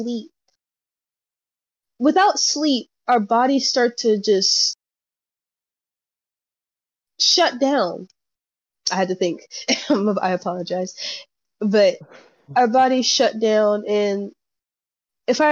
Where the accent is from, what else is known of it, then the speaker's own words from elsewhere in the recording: Houston, Texas, United States; also born or lived in Oakdale, Louisiana; I grew up in Houston, Texas, but I also grew up in Oakdale, Louisiana. So I have two homes.